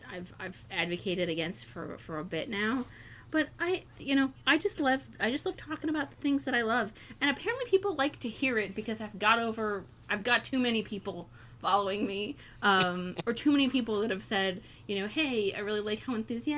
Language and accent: English; Ohio, United States; my home state of Ohio